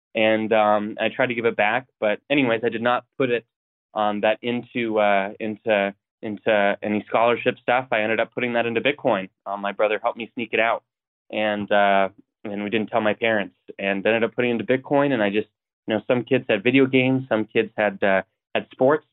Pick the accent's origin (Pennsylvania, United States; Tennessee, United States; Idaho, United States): Idaho, United States; Coeur d'Alene; I grew up in in Idaho, North Idaho, um, and uh, Coeur d'Alene